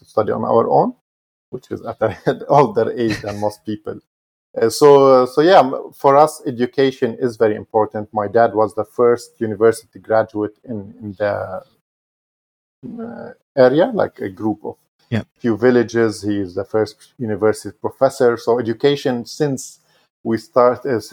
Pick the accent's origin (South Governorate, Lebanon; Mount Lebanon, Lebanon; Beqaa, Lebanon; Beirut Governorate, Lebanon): Mount Lebanon, Lebanon; born or raised there; now in Dubai, United Arab Emirates